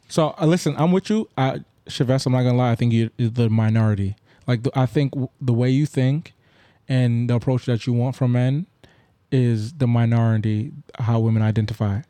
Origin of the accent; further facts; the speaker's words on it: Grenada; I'm Grenadian.